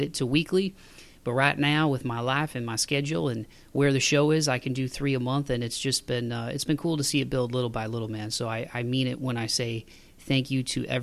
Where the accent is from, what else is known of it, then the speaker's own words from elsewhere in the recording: Toledo, Ohio, United States; moved away as an adult; now in Nashville, United States; my hometown of Toledo, Ohio